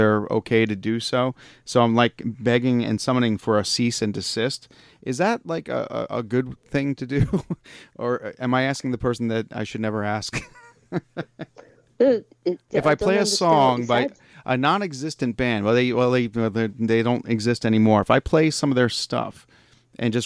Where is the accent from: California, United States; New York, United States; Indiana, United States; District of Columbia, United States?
New York, United States; moved away as an adult; now in Pittsburgh, United States; I'm from New York originally. I'm a transplant here. 20 years in New York, 20 years here